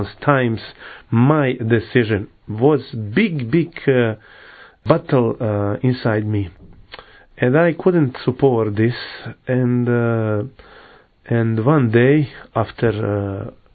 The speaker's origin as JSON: {"language": "English", "town": "Mostar", "region": "Federation of Bosnia and Herzegovina", "country": "Bosnia & Herzegovina", "tie": "born or raised there", "second_language": "English", "lives_now": "Medjugorje, Bosnia and Herzegovina", "said": "I was born in Mostar. Mostar is a city in Bosnia and Herzegovina"}